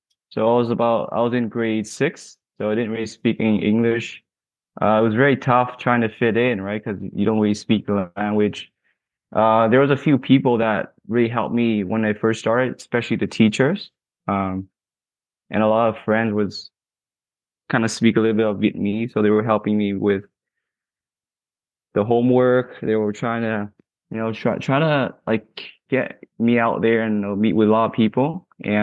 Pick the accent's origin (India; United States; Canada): Canada; Toronto, Ontario; I'm from Toronto, Ontario, Canada.